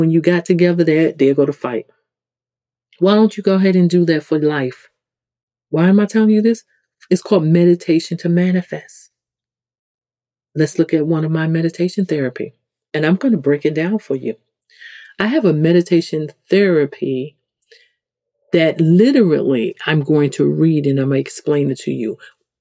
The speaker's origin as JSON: {"language": "English", "town": "New York City", "region": "New York", "country": "United States", "accent": "New York", "said": "If you come from the hood in the ghetto, like I come from the South Bronx"}